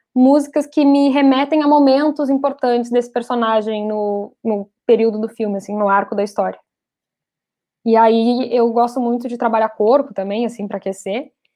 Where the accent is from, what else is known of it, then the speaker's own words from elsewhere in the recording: Rio Grande do Sul, Brazil; eu sou gaúcha